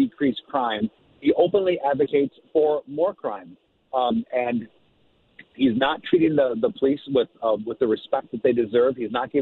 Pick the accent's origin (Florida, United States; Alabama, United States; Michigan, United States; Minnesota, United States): Minnesota, United States; White Bear Lake; I grew up in White Bear Lake